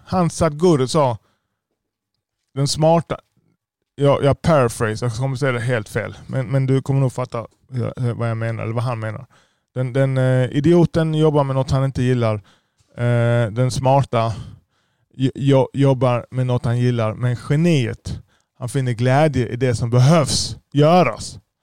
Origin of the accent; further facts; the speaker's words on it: Lund, Skåne, Sweden; jag är själv född i Lund. Jag har inte, jag har inte invandrat till Sverige.